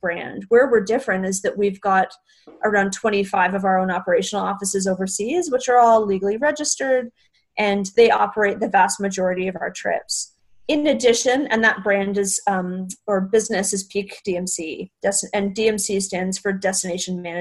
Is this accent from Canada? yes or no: yes; Canada; moved away; I'm originally from Canada